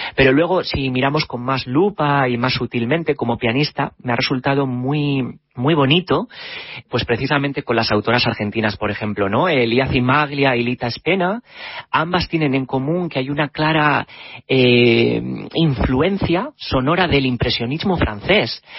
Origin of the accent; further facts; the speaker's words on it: Spain; now in London, United Kingdom; mi país de origen, que es España.